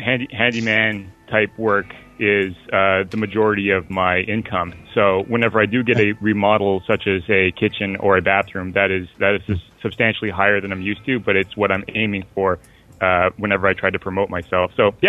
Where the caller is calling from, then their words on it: Ottawa, Ontario, Canada; Ottawa, Ontario.